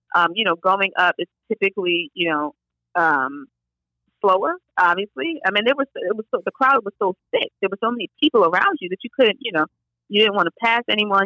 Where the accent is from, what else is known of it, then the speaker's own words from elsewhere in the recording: New York City, New York, United States; I'm from New York